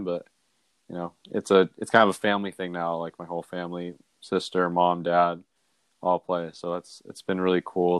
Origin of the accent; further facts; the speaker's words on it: Bellingham, Washington, United States; I grew up in Bellingham, Washington, small town, kind of up near the border